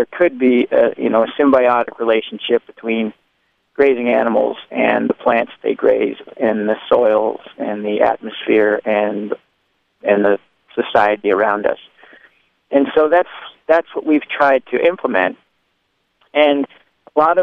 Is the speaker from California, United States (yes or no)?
yes; San Francisco, California, United States; now in San Juan Bautista, United States; I was born in San Francisco and raised there, my grandparents were in the cattle business